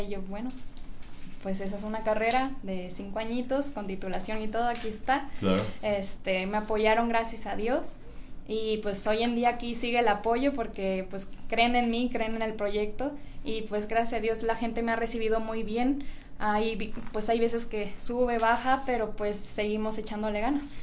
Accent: Puerto Vallarta, Jalisco, Mexico; also born or lived in Guadalajara; soy de aquí de Guadalajara, pero crecí en Puerto Vallarta

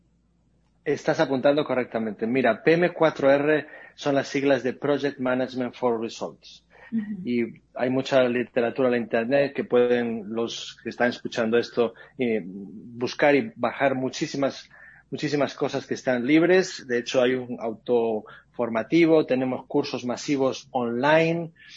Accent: Spain; moved away as an adult; also born or lived in Latin America; now in United States; yo soy español, eso me imagino que por el acento alguno se habrá dado cuenta, pero yo voy viviendo más tiempo fuera de España que dentro de España.

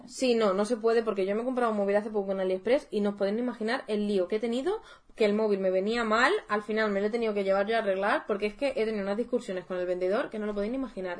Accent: Madrid, Community of Madrid, Spain; desde Madrid, que nosotras somos de Madrid

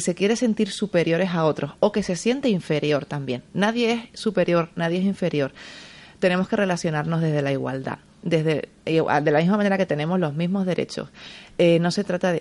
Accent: San Cristóbal de La Laguna, Canary Islands, Spain; moved away as an adult; now in Madrid, Spain; soy original eh, de Tenerife, de La Laguna. Es una ciudad preciosa, pero llevo ya 18 años viviendo aquí.

